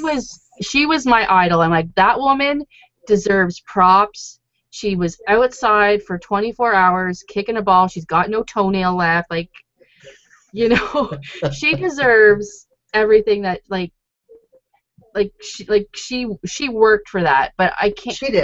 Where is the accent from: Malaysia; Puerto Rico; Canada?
Canada; Toronto, Ontario; where are you from? And I was like, oh, Toronto